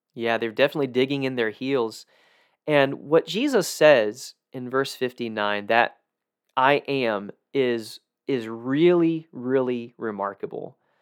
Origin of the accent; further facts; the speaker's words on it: South Georgia, United States; I grew up in South Georgia, where there's a lot of those.